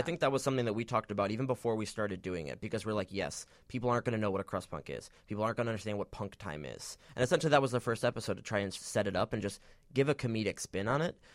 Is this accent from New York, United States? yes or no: no; Michigan, United States; now in Chicago, United States; originally from Michigan.